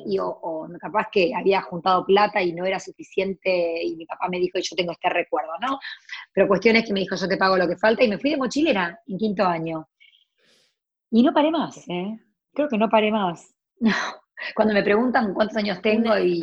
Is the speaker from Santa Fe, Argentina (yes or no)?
no; Córdoba, Argentina; moved away as an adult; also born or lived in United States; me iba al negocio de mi abuela en Córdoba, yo soy cordobesa